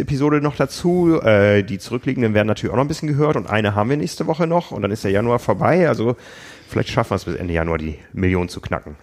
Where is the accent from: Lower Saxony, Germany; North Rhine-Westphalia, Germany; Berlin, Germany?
Lower Saxony, Germany; Osnabrück; moved away; von Osnabrück, von meiner Heimatstadt